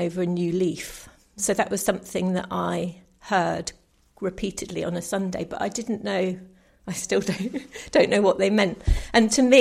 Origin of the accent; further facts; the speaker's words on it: New Forest, South East England, United Kingdom; I grew up in the New Forest, so quite a rural area